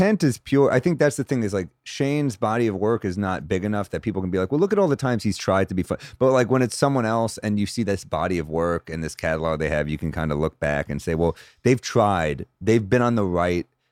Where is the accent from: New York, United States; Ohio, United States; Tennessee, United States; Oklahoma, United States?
New York, United States; New York City; I'm a New Yorker